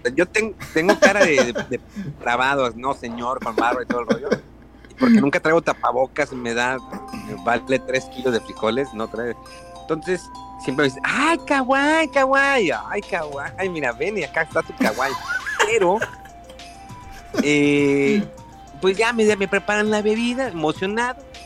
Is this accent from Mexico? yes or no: yes; Mexico; now in Japan; como buenos mexicanos